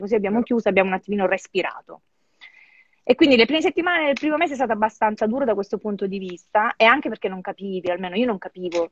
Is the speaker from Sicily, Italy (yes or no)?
yes; Sicily, Italy; now in Milan, Italy; da buona siciliana